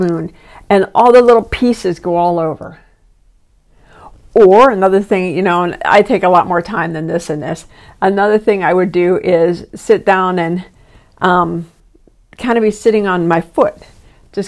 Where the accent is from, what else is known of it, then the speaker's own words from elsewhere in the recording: East Coast, United States; moved away; I'm from the East Coast